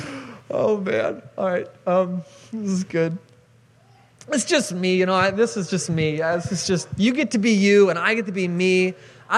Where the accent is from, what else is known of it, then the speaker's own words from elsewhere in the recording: Seattle, Washington, United States; moved away as an adult; I grew up in Seattle, Washington